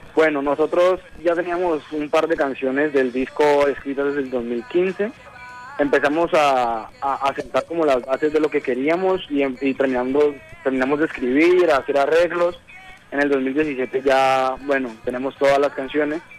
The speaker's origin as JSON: {"language": "Spanish", "town": "Cali", "region": "Valle del Cauca", "country": "Colombia", "said": "nosotros somos del oriente de Cali"}